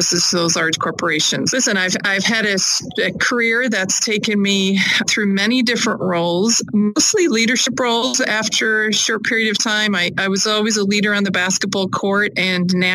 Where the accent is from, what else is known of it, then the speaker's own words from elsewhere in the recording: Ireland; moved away as an adult; also born or lived in Hudson Valley, New York / Albany, New York; now in United States; I grew up in Ireland